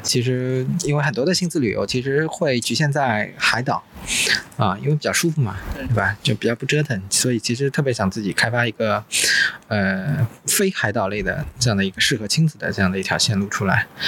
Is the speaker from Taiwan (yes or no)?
no; Wuxi, Jiangsu, China; 我小时候生活过的地方